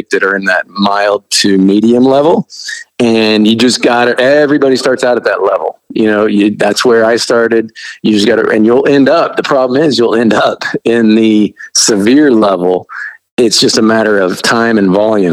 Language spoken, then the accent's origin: English; Midwest, United States; I grew up really poor in the Midwest